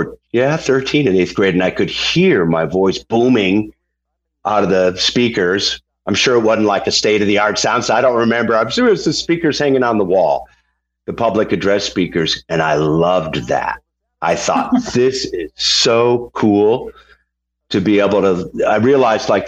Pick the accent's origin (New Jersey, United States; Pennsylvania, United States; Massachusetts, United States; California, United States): Massachusetts, United States; Holyoke; We had a great record store in my hometown, Holyoke, Massachusetts